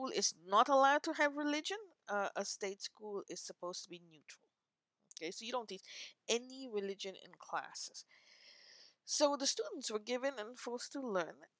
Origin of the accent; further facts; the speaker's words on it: India; now in North America; I am of Indian origin and living in North America